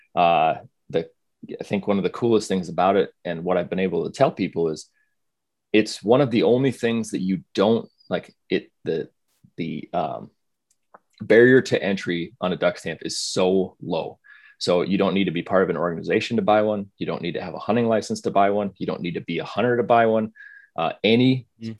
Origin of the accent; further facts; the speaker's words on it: South Dakota, United States; moved away; I grew up in South Dakota, went to school in North Dakota